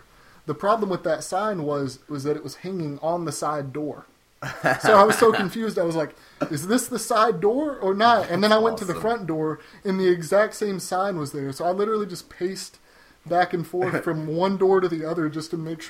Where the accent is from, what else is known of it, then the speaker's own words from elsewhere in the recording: Nashville, Tennessee, United States; I'm from Nashville, so I thought, you know what, that would be great.